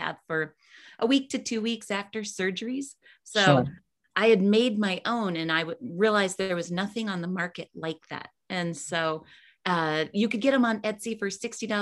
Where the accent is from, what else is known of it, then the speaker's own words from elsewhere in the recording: Colorado, United States; I'm from Colorado